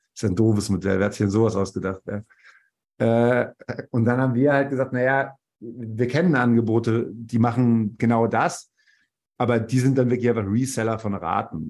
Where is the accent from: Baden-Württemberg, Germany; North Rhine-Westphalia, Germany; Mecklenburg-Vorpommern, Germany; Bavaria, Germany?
North Rhine-Westphalia, Germany; Bielefeld; moved away as an adult; also born or lived in Karlsruhe / Zürich / Dortmund; now in Berlin, Germany; bin gebürtig aus Bielefeld, dann über verschiedene Stationen, Studium in Karlsruhe, Zürich und das Fraunhofer Institut in Dortmund, dann in Berlin gelandet vor gut 15 Jahren